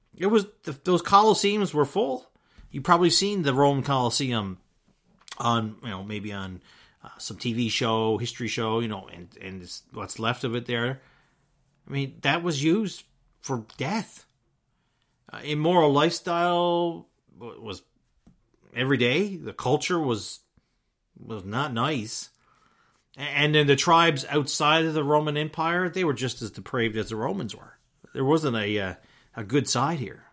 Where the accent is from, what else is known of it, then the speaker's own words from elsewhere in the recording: Newfoundland and Labrador, Canada; myself growing up in Newfoundland